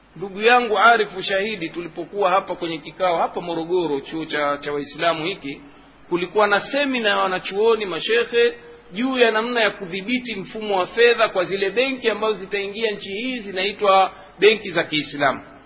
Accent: Tanga, Tanga Region, Tanzania

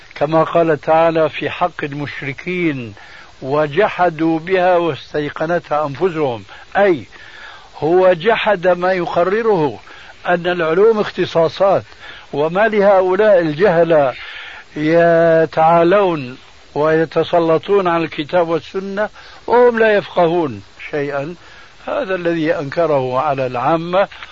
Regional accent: Syria; عندنا في سوريا

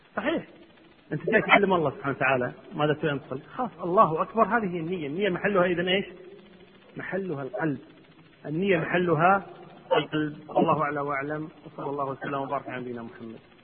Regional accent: Kuwait; عندنا في الكويت

